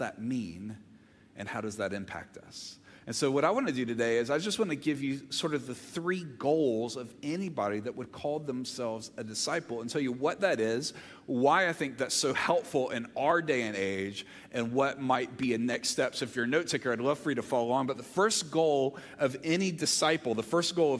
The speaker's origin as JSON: {"language": "English", "town": "Olive Branch", "region": "Mississippi", "country": "United States", "tie": "born or raised there", "also_born_or_lived": "Montgomery, Alabama", "moved": "yes", "lives_now": "Georgia, United States", "said": "I grew up in Olive Branch, Mississippi. My brother and I were both born in Montgomery, Alabama, and then when I was in fifth grade, we moved to Olive Branch"}